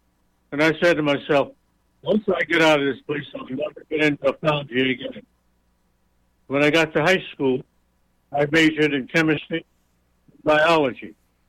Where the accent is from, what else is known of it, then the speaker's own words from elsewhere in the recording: Detroit, Michigan, United States; We grew up in the North under certain segregation laws. In Detroit, there were certain places where you could not buy a house.